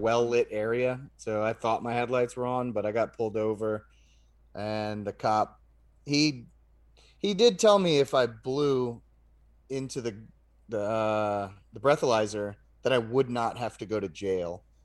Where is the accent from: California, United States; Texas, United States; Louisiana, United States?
Louisiana, United States; Lafayette; I was born in Lafayette